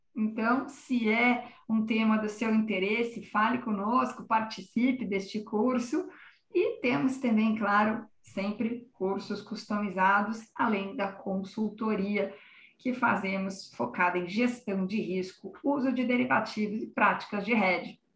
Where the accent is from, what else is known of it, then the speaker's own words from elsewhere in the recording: Brazil; como brasileiros